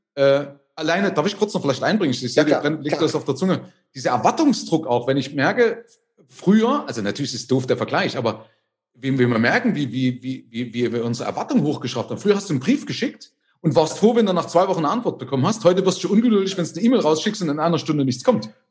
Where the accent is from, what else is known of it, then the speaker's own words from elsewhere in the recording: East Germany, Germany; Aber also ich komme ja aus der DDR.